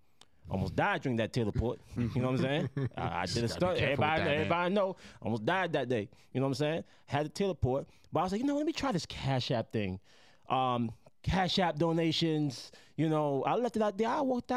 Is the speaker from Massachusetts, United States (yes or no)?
no; New York City, New York, United States; also born or lived in Jamaica; I'm from Brooklyn.